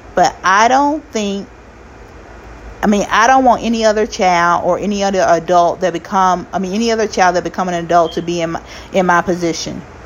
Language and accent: English; United States; also born or lived in Arkansas / Kansas City / Florida; now in California, United States; I'm from Arkansas and Kansas City